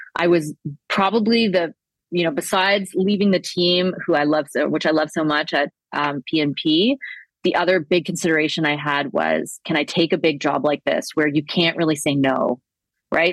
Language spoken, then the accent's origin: English; Toronto, Ontario, Canada; We grew up in Danforth, the queen of the Danforth in Toronto